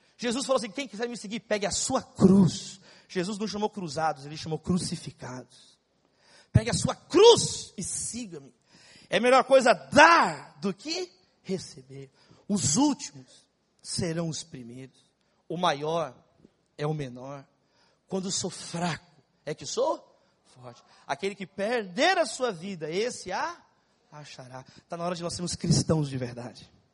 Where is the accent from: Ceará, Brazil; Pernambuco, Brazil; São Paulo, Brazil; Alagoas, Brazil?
São Paulo, Brazil; São Paulo, onde eu nasci, na cidade de São Paulo. Eu sou paulista, paulistano e São Paulino